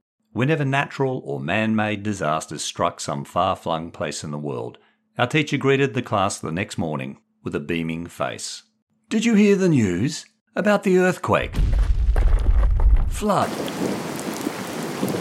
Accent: Perth, Western Australia, Australia; now in Sydney, Australia; The 1970s and Perth are distant memories. The nervy 11-year-old is now a skeptic 60-year-old living in Sydney.

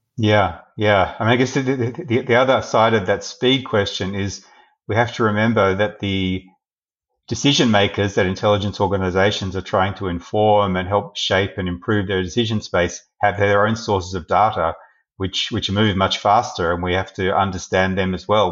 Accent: Australia; as an Australian citizen living in a liberal democracy

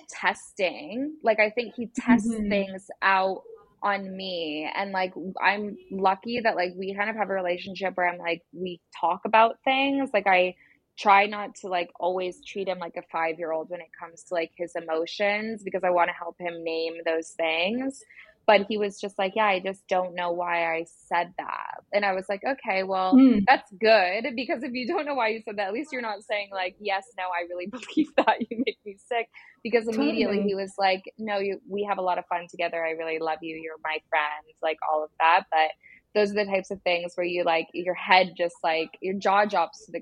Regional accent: Vermont, United States; moved away as an adult; also born or lived in Burlington, Vermont / Los Angeles; now in United Kingdom; I'm originally from Vermont on the East Coast.

